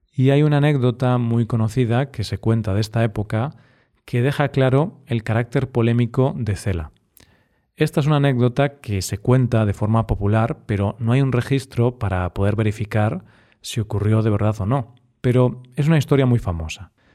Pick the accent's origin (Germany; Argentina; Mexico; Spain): Spain; Galicia